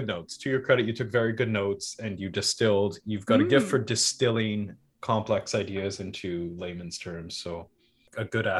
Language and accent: English; Vancouver, British Columbia, Canada; now in Surrey, Canada; I grew up in East Vancouver, so I guess pretty close to downtown.